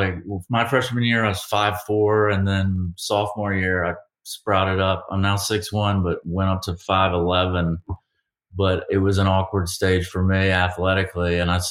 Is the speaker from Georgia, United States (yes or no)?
yes; Savannah, Georgia, United States; and I'm from Savannah. So we're both from the South.